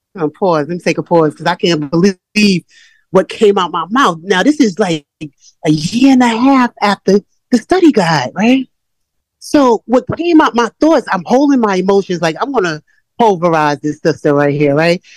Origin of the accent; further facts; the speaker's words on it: New York, United States; I'm from New York